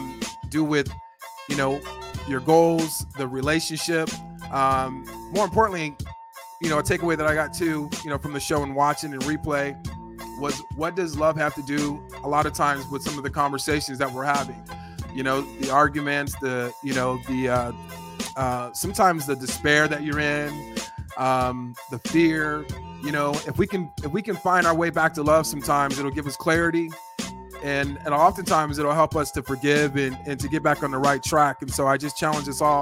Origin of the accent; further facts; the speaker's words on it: California, United States; my home state, California